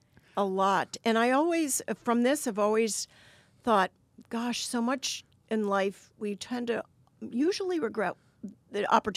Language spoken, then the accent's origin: English; Cleveland, Ohio, United States; moved away as an adult; now in Washington, United States; I was from Cleveland, Ohio. I grew up there. I decided in my mid-30s I wanted to do something meaningful with my life, and I picked Washington as